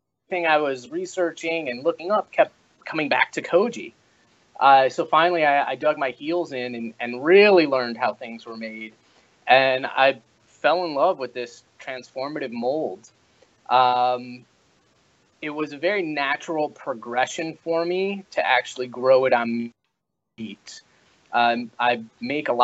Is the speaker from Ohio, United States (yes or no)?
yes; Cleveland, Ohio, United States; I'm born and raised in Cleveland, Ohio. I grew up here